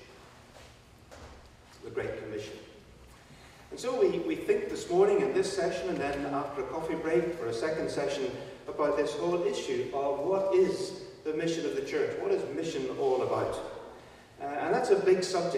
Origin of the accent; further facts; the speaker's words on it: Belfast, Northern Ireland, United Kingdom; I am British, but I'm not English. I'm from Northern Ireland, from Belfast